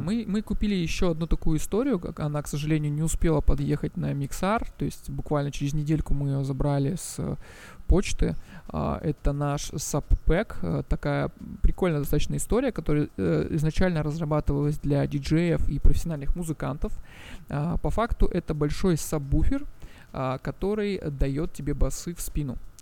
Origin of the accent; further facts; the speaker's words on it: Russian Far East, Russia; moved away as an adult; also born or lived in Moscow; я вообще сам с Дальнего Востока